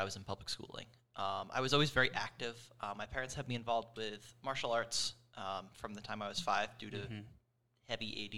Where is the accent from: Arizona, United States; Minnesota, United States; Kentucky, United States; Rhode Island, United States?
Rhode Island, United States; Lincoln; also born or lived in Wakefield, Rhode Island; now in Austin, United States; I actually was born in the southern part of the state in the South County, Wakefield area, but I grew up in Lincoln.